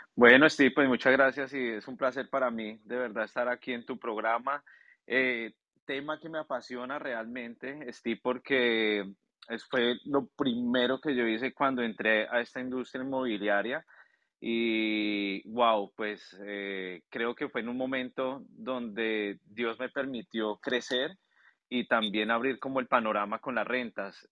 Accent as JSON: {"language": "Spanish", "country": "Colombia", "moved": "yes", "lives_now": "Orlando, United States", "said": "Yo soy colombiano"}